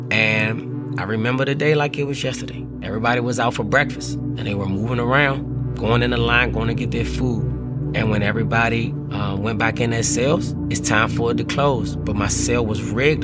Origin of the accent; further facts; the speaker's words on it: Washington, District of Columbia, United States; growing up in Washington, D.C., the neighborhood, it was called Paradise